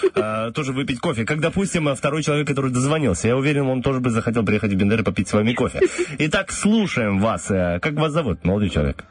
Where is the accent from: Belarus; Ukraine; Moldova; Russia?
Moldova; Slobozia, Transnistria; я вообще самый родом из Слободеи